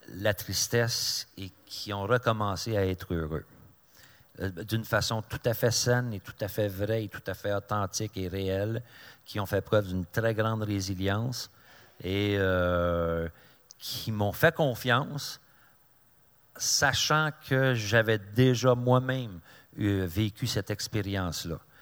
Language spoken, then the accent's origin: French; Mirabel, Quebec, Canada; je suis de Mirabel